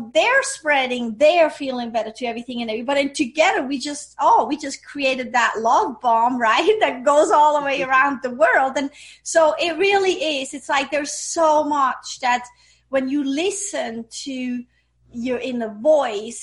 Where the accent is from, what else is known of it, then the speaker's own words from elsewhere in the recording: Switzerland; English is a second language; moved away; I grew up in Switzerland.